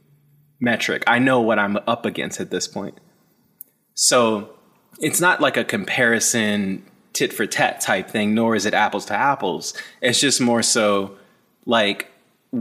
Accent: Maryland, United States; I grew up in Maryland

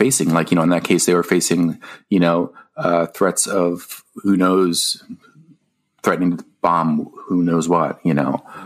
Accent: Philadelphia, Pennsylvania, United States; moved away as an adult; also born or lived in New Jersey / San Francisco Bay Area; I grew up in Philadelphia. I was born in New Jersey, moved to Philly when I was 3, and then moved away when I was 18

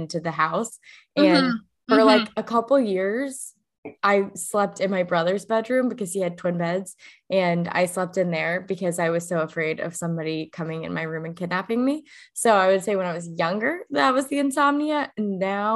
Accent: the South, United States; I grew up in the South

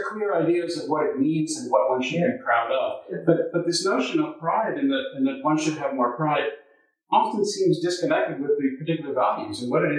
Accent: Canada; encountered in Canada is this notion that we're not a patriotic people, that we should be more proud of being Canadian.

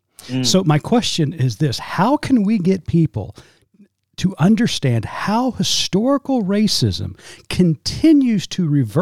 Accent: Tulsa, Oklahoma, United States; I grew up in Tulsa.

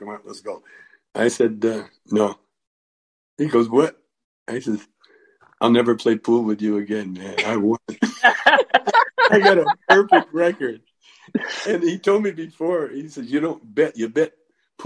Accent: Calgary, Alberta, Canada; moved away; I grew up in Calgary in the country

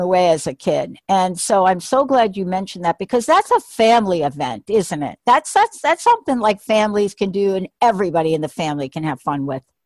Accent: New York City, New York, United States; also born or lived in New Jersey; now in Washington State, United States; I'm a native New Yorker

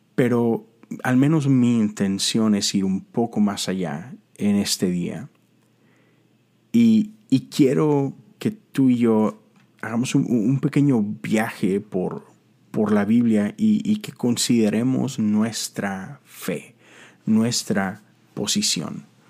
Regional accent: Monterrey, Nuevo León, Mexico; moved away as an adult; now in Houston, United States; yo soy de Monterrey, Nuevo León. Eh, eso está en México

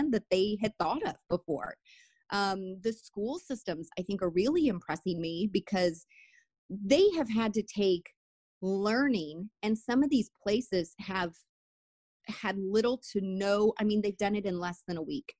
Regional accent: United States; as an American

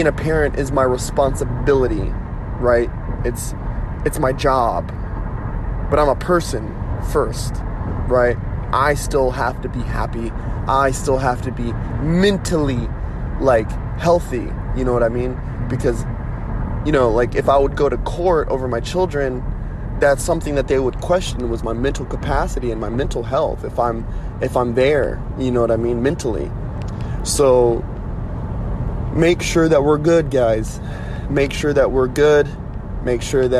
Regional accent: United States; I am an American through and through, right? Yes, I am Native American

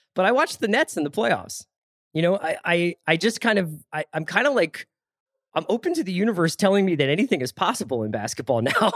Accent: Philadelphia, Pennsylvania, United States; as a boy growing up in Philadelphia

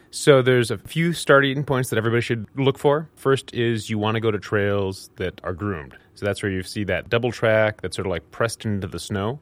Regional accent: Minnesota, United States; growing up in Minnesota

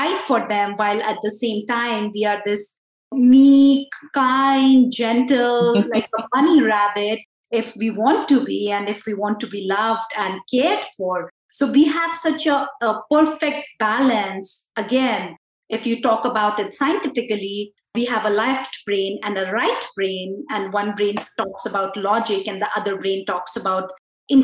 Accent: India; I am this Indian lady

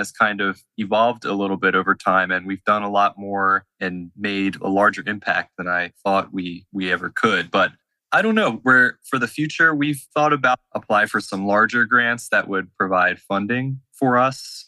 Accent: Plymouth Meeting, Pennsylvania, United States; my hometown in the suburbs in the Plymouth Meeting and White Marsh area

